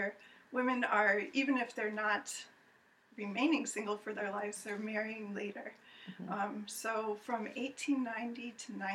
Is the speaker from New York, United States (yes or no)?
yes; East Aurora, New York, United States; also born or lived in Rochester, New York; now in Buffalo, United States; I grew up in East Aurora